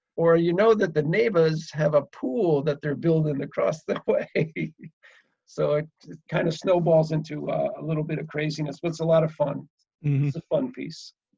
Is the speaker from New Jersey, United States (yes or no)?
yes; Woodbridge, New Jersey, United States; now in Johnstown, United States; a little town called Woodbridge, New Jersey